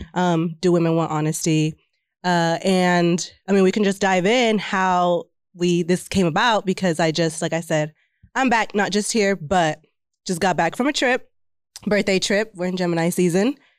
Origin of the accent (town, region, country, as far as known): Texas, United States